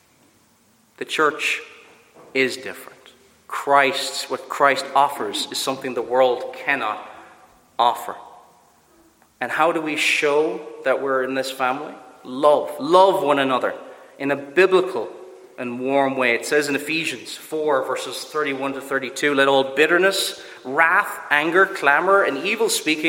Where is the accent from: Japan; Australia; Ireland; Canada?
Ireland; Cork, Munster; I'm from Cork, I do certain things that are very typical of Cork people